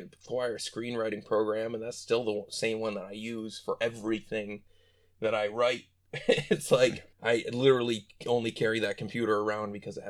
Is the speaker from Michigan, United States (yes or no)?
yes; Ionia, Michigan, United States; also born or lived in Detroit; I've pretty much come up all the way through my life in little town of Ionia. If you were really well known for our prisons and our free fair, that's about it.